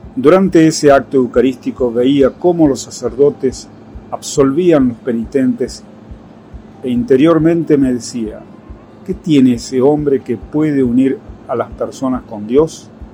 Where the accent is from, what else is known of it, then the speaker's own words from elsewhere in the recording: Nogoyá, Entre Ríos, Argentina; now in Buenos Aires, Argentina; Nací en Entre Ríos, Argentina.